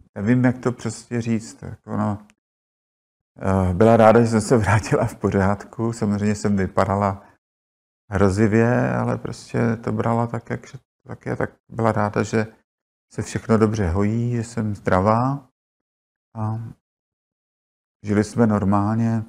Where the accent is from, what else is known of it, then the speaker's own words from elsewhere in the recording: Prague, Czechia; jsem se narodila u, u Apolináře, spadala teda na matriku Prahy 2